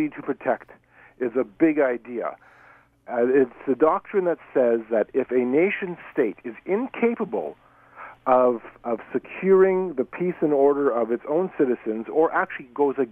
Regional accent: Canada; as a Canadian

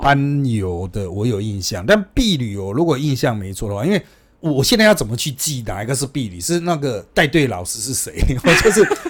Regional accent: Taipei, Taiwan; 那可是呢，我们台北人，我们就算搭高铁

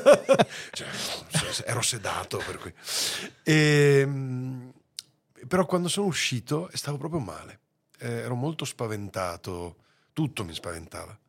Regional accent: Veneto, Italy; moved away; l'amore verso la mia terra

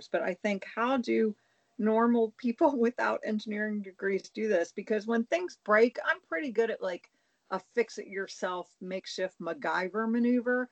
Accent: Pennsylvania, United States; I'm from Pennsylvania

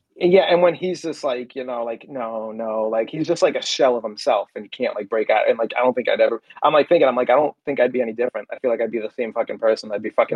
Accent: Beverly, Massachusetts, United States; I grew up in Beverly

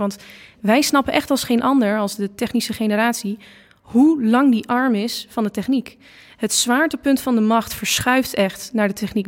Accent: Losser, Overijssel, Netherlands; also born or lived in Enschede; ik kom uit Losser

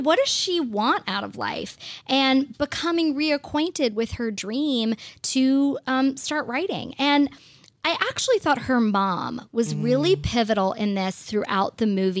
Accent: Georgia, United States; I'm from Georgia, and literally in PE class, we would learn how to line dance

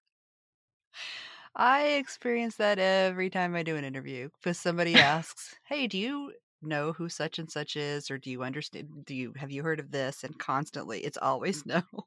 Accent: Appalachia, United States; moved away as an adult; I've only been here two years. I'm from Appalachia

